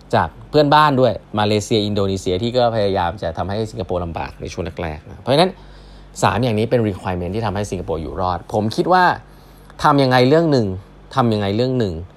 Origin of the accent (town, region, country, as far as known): Thailand